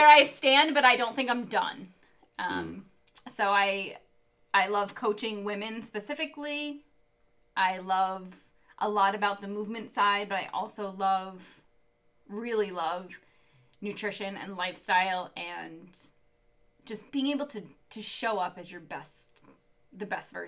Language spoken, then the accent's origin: English; Long Island, New York, United States; I grew up on Long Island